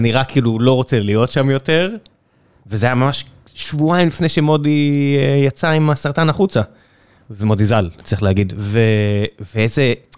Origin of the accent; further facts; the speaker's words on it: Israel; כישראלים, בגלל שאנחנו חיים במדינה כל כך אגרסיבית וקטנה וצפופה